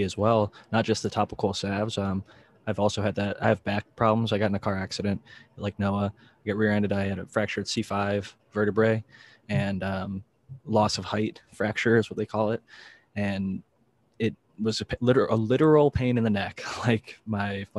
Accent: Midwest, United States; I grew up in the Midwest.

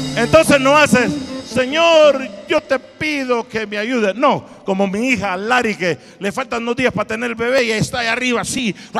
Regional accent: Honduras; yo de Italia, ah no, perdón, de Honduras

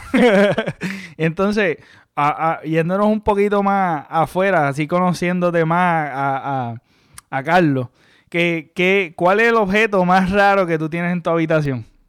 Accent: Mayagüez, Puerto Rico; yo nací en el pueblo de Mayagüez, yo soy de Mayagüez, yo nací en el pueblo de Mayagüez, pero tú sabes, me crié mayormente en una urbanización

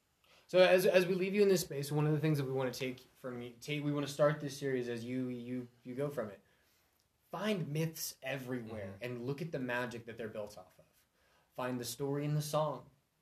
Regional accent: Missouri, United States; I'm from Missouri.

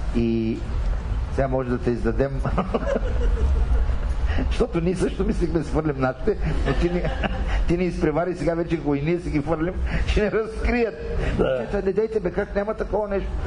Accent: Mamarchevo, Yambol Province, Bulgaria; moved away; аз моето родно село е на 18 км от Елково. Така че аз на селото, там съм завършил 8 клас. Мамарчево. Мамарчево, Елховско.

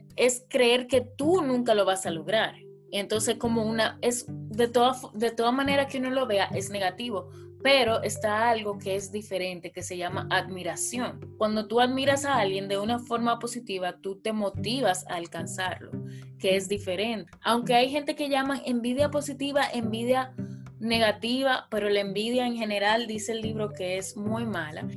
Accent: Dominican Republic; moved away as an adult; also born or lived in Santo Domingo; now in England; yo me encuentro en Inglaterra, pero las dos somos dominicanas.

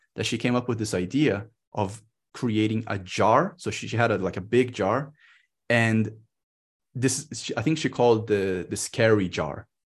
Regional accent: Brazil; moved away as an adult; I'm in Brazil. I came back to my home country

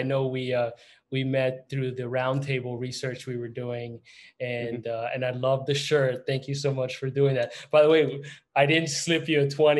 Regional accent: Florida, United States; moved away; also born or lived in New York / Atlanta; I am from Florida. I went to Florida State.

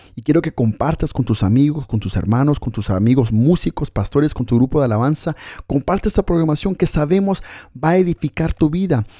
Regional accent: Coatzacoalcos, Veracruz, Mexico; also born or lived in Los Angeles, California, United States / Oregon, United States; now in Galicia, Spain; Vivo en Galicia, España y soy originario de Veracruz, de Coatzacoalcos, Veracruz, México. Pero Dios en su propósito nos llevó a vivir a Estados Unidos.

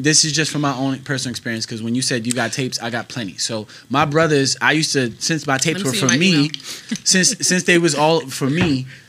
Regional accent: United States; So with the I'm just American black, so it's just fried chicken.

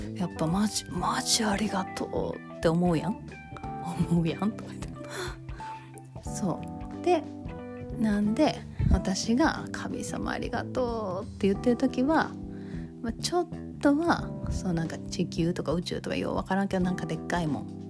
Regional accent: Kansai, Japan; accent: Kansai-ben

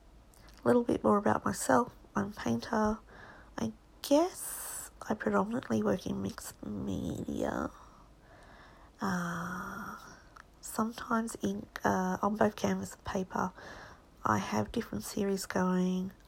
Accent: Australia; now in Hong Kong; I'm an Australian artist. I'm a painter

